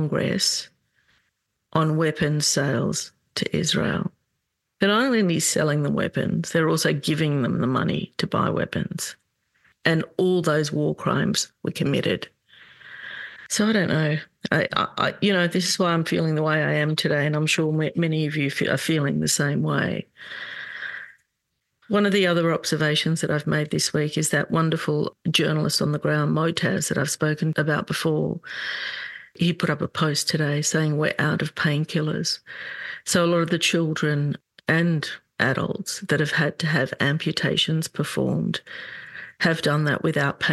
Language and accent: English; Australia; excuse my accent, I have been living in Australia all my life.